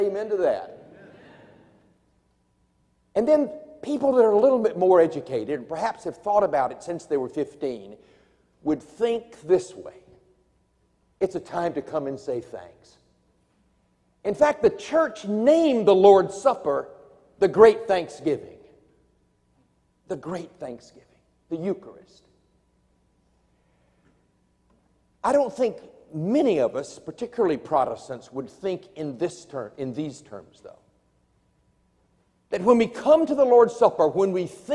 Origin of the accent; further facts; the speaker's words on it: Virginia, United States; I come from Virginia